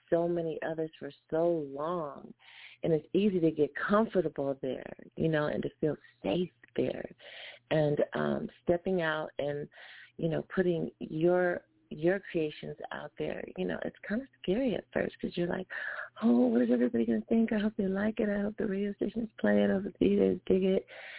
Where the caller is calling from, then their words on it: Los Angeles, California, United States; I'm calling from Los Angeles.